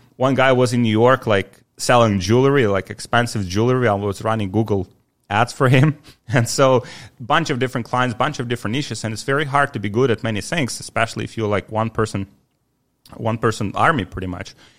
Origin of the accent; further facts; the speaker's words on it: Ukraine; also born or lived in Poland; now in Miami, United States; I'm from Ukraine originally, uh, born in nineteen ninety